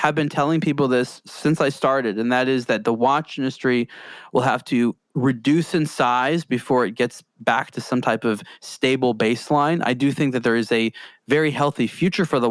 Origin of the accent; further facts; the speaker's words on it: California, United States; I'm American. I'm from California.